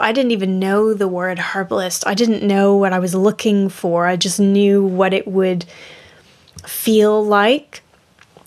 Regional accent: Florida, United States; now in Yorkshire, United Kingdom; I'm originally from Florida

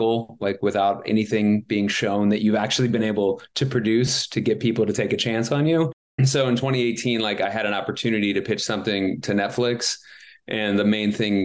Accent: New Orleans, Louisiana, United States; now in Los Angeles, United States; I'm based in Los Angeles and I'm from New Orleans

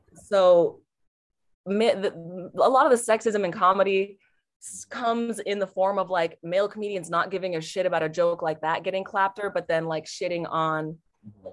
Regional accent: Portland, Oregon, United States; Portland, Oregon

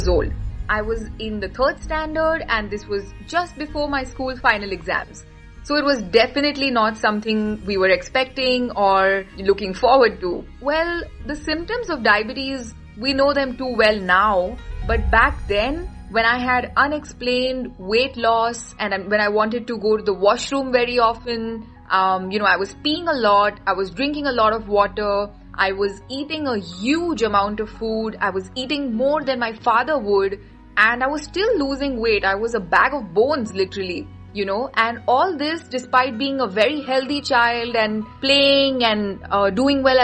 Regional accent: Mumbai and Pune, Maharashtra, India; I am from Mumbai and Pune.

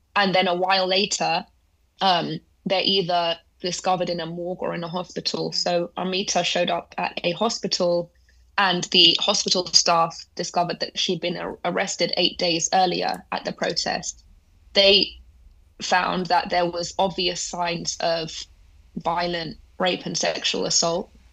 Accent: London, United Kingdom; they eventually left Iran, came to London. That's where I was born.

